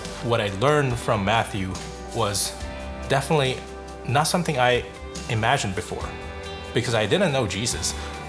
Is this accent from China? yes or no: yes; Northwest China, China; moved away as an adult; now in Bay Area, United States; I grew up in Northwest China. The society in the region is more secular.